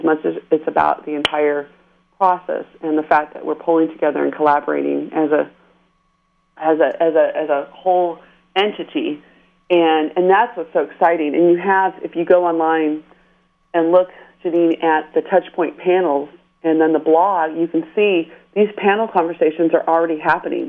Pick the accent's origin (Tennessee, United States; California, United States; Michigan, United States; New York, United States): California, United States; San Diego; also born or lived in Panorama City, Los Angeles / Woodland Hills; So I'm a native Southern Californian. I was uh, born and raised in Southern California